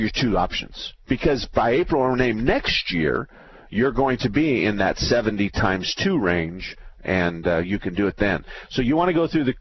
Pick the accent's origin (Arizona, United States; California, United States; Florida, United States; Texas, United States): Arizona, United States; Tempe; I was born and raised in Arizona, and I went to Tempe High School.